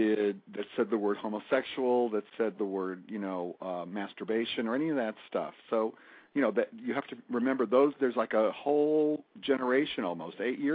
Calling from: Fort Lauderdale, Florida, United States; Fort Lauderdale.

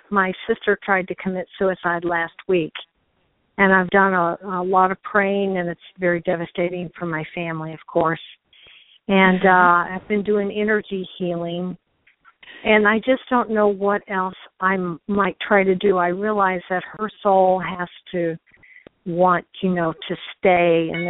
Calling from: St. Louis, Missouri, United States; I'm calling from St. Louis.

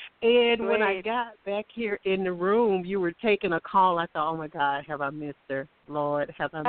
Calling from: Alabama, United States; and I'm calling from Alabama.

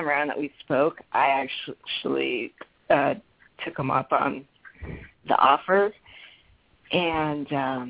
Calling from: Phoenix, Arizona, United States; From Phoenix.

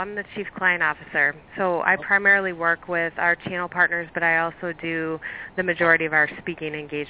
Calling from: Chicago, Illinois, United States; Chicago. Snowy Chicago.

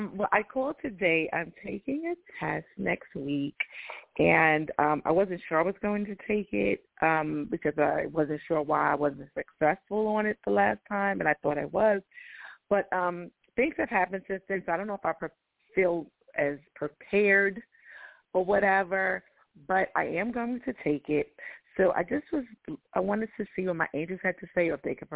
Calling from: Atlanta, Georgia, United States; How are you? I'm calling from Atlanta.

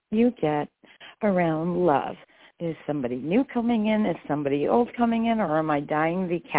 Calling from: New York, United States; I'm in New York State.

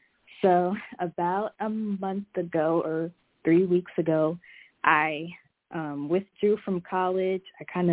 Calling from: Minneapolis, Minnesota, United States; I'm calling from Minneapolis.

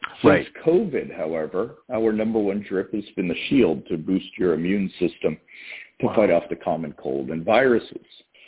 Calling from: Massachusetts, United States

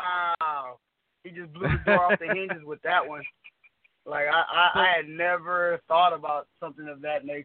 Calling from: Houston, Texas, United States; I'm calling from Houston, Texas.

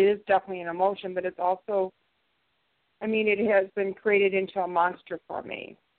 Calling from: St. Louis, Missouri, United States; I'm from Missouri, St. Louis.

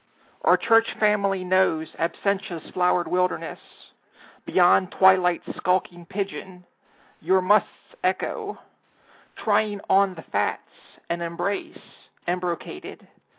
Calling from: Washington, District of Columbia, United States; I am in Anacostia, across the river from everything.

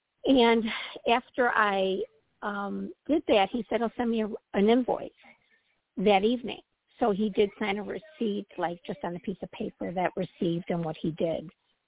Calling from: Midwest, United States; From the Midwest.

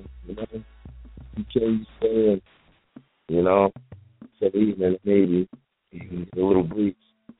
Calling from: Charlotte, North Carolina, United States; Well, it's Charlotte.

